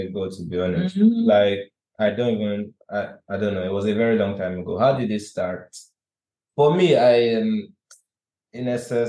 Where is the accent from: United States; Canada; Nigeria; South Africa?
Nigeria; also born or lived in Wales / United Kingdom; as a Nigerian